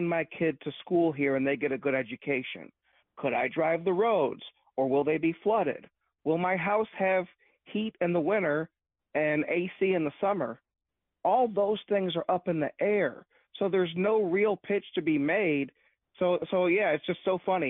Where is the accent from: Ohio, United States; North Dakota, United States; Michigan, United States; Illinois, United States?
Michigan, United States; Wayne County; now in Ferndale, United States; I grew up in Wayne County